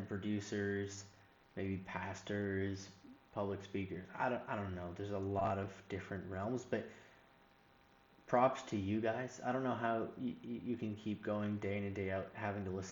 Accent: Northeast, United States; moved away as an adult; also born or lived in the Carolinas; I grew up in the Northeast

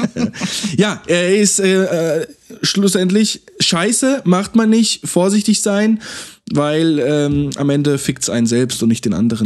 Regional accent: Freiburg, Baden-Württemberg, Germany; wir sind beide Freiburger

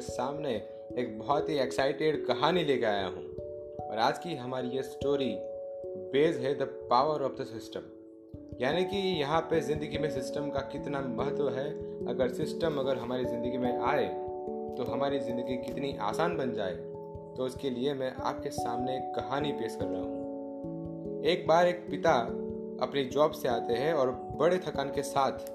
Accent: Gujarat, India; मैं गुजरात से हूँ

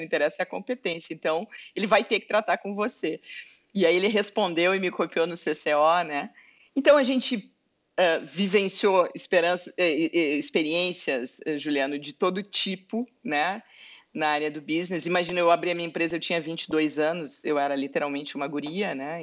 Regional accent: Pelotas, Rio Grande do Sul, Brazil; moved away as an adult; also born or lived in Porto Alegre; eu na verdade sou de Pelotas, nasci em Pelotas, né? Fui para Porto Alegre já com 18 anos

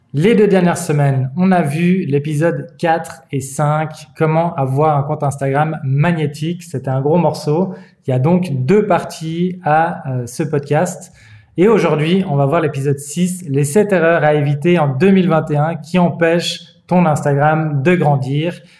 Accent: Switzerland; en tant que Suisse

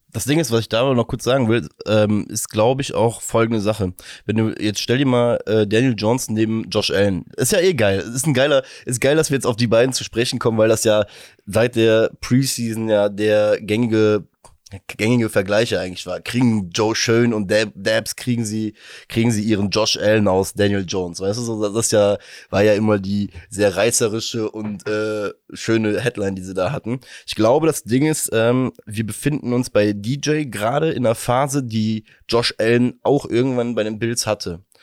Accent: Germany; als Deutscher

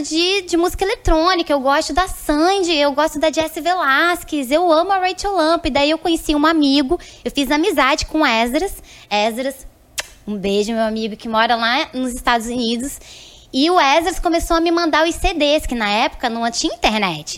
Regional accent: interior of São Paulo, Brazil; also born or lived in Recife, Pernambuco; Eu nasci em Recife, mas com sete anos eu fui morar em São Paulo

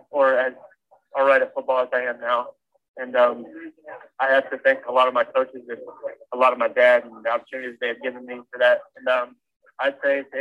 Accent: Dallas, Texas, United States; play for my hometown and do all the stuff I get to do in Dallas

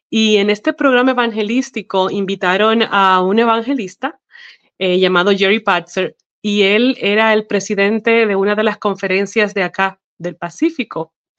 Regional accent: Dominican Republic; moved away as an adult; now in Arkansas, United States; yo nací en la hermosa isla de la República Dominicana. Y bueno, allá estuve viviendo hasta que me casé con mi esposo Rusty Chase y de eso hace ya 15 años

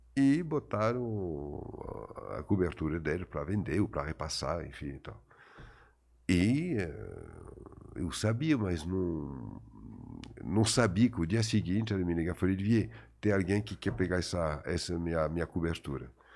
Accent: France; Portuguese is a second language; moved away as an adult; also born or lived in Paris; now in Brazil; os 20 primeiros anos da minha vida que eu passei na minha terra e no meu país de, uh, de origem, que é a uhum. França.

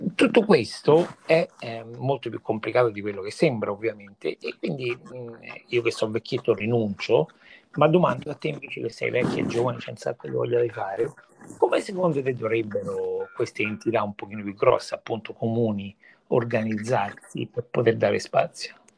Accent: Viterbo, Lazio, Italy; moved away; io personalmente sono cresciuto a Viterbo

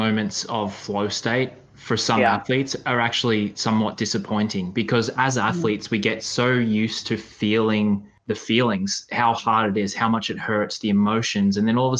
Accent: Australia; I do remember cheering against you as an Aussie.

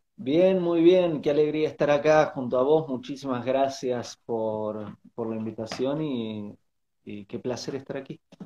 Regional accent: Bariloche, Río Negro, Argentina; moved away as an adult; also born or lived in Buenos Aires / Uruguay / United States / Asia; soy de nacionalidad argentina, me crié en Bariloche, en la Patagonia Argentina

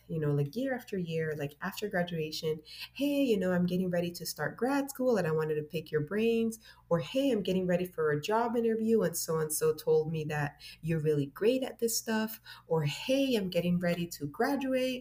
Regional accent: Miami, Florida, United States; also born or lived in Honduras; I was raised in Miami

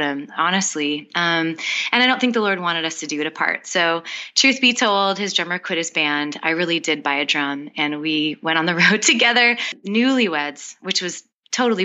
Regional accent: Winnipeg, Manitoba, Canada; moved away as an adult; now in Nashville, United States; we both grew up about 5 minutes away from each other in Winnipeg, Manitoba

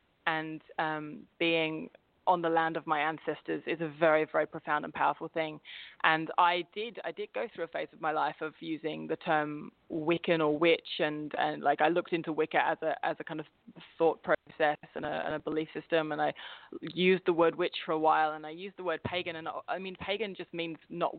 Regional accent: Staines, South East England, United Kingdom; now in -; his family line are all very Essex based, but I was brought up in a place called Staines, which is, for those of you who know Ali G, that's his stomping ground

